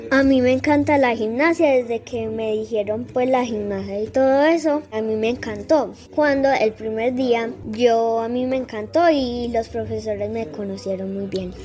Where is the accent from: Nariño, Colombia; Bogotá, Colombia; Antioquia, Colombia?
Antioquia, Colombia; Sabaneta; yo soy de Sabaneta, pero yo entreno en Envigado